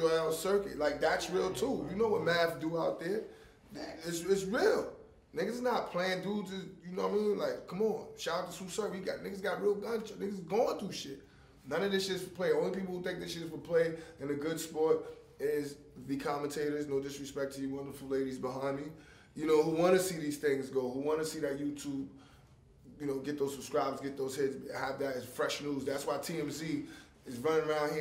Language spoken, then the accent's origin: English; New York City, New York, United States; I'm from Coney Island